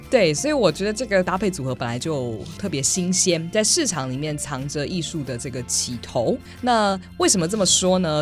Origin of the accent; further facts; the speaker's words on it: Taichung, Taiwan; 我身为台中人